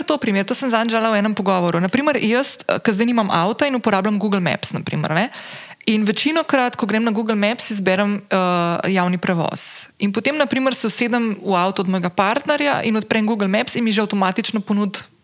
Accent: Slovenia

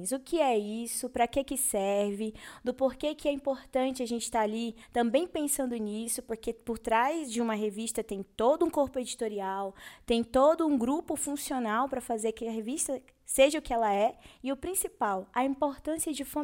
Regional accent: Amazonas, Brazil; Eu tenho muito orgulho também, como amazonense que sou

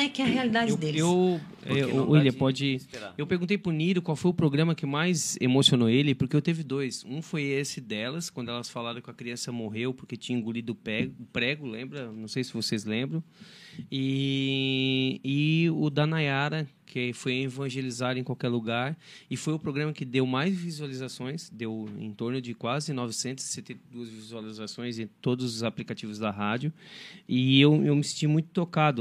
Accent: Criciúma, Santa Catarina, Brazil; eu sou de Criciúma.

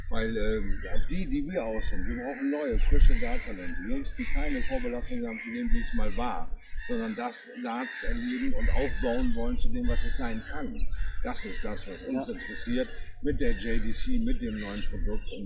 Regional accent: Bremerhaven, Bremen, Germany; now in Bremen, Germany; Da bin ich irgendwie in Bremerhaven ohne Erstliga-Fußballteam äh, groß geworden. Das heißt, bei uns wurde Fußball ja auch eine schöne Sache, aber es bestimmt nicht unser Leben. Hier in Bremen ist das schon wieder eine ganz andere Baustelle.

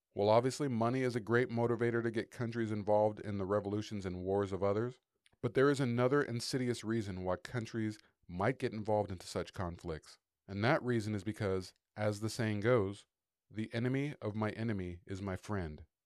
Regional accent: United States; as an American

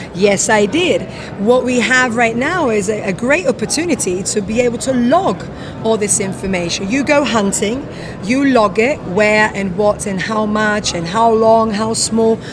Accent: London, United Kingdom; moved away as an adult; now in Curaçao; Originally, I'm from London, but I've been living in the Caribbean

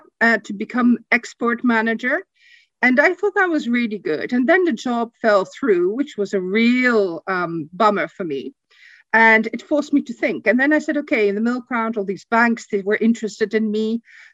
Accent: Burgos, Castile and León, Spain; also born or lived in Netherlands; I grew up in Spain. I was 2 years old when I left for Spain. My father worked for Heineken and opened the Spanish market. We started up living in a town north of Madrid called Burgos, which is a very small provincial town.

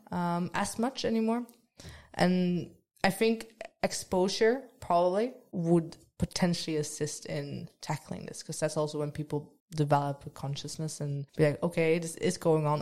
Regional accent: Netherlands; moved away as an adult; now in Trondheim, Norway; I'm from the Netherlands

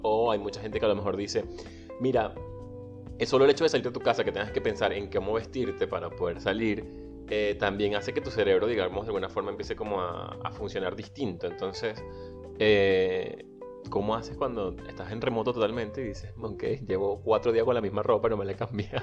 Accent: Venezuela; moved away; Soy venezolano, emigrante, soñador y un ciudadano del mundo

